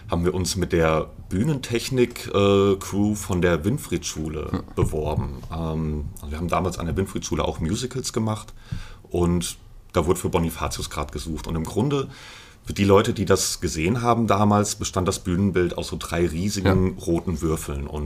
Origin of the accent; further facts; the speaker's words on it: Fulda, Hesse, Germany; Genau, ja. Ich bin das ganze, fast das ganze Leben hier